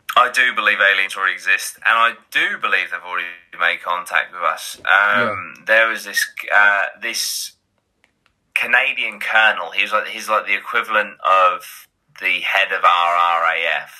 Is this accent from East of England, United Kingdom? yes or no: yes; Great Yarmouth, East of England, United Kingdom; I am from Great Yarmouth.